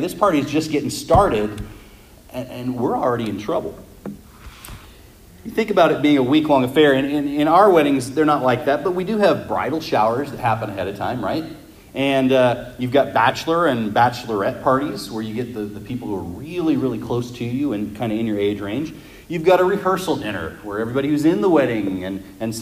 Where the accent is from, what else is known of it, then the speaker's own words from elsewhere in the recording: Las Vegas, Nevada, United States; We're from Las Vegas